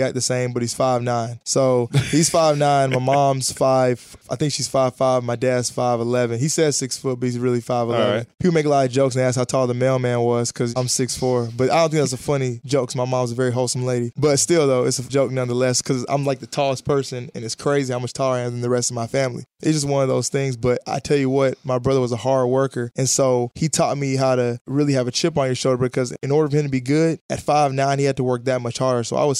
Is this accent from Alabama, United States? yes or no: yes; Huntsville, Alabama, United States; there were a lot of scouts there for college basketball growing up in Huntsville, Alabama.